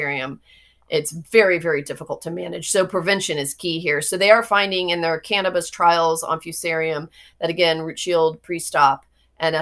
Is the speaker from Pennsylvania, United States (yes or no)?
no; Florida, United States; I grew up in Florida